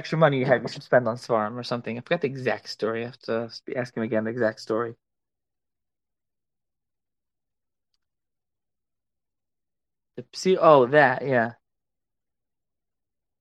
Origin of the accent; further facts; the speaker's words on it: Philadelphia, Pennsylvania, United States; I am a Philly guy